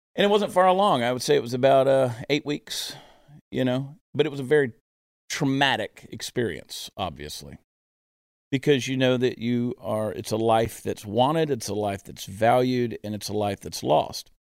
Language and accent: English; United States; I am American through and through